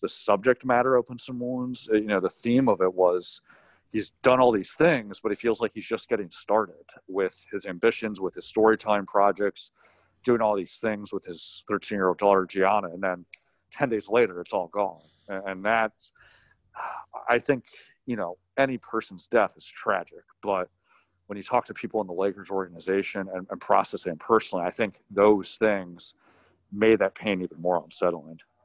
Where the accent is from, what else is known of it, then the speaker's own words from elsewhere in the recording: York, Pennsylvania, United States; moved away as an adult; also born or lived in Syracuse, New York; now in Los Angeles, United States; I grew up in York, Pennsylvania, went to Syracuse for college.